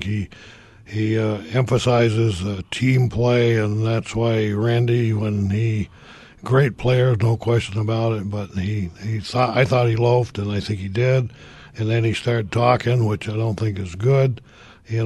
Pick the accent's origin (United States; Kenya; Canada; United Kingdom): United States; Vermont; I'm from Vermont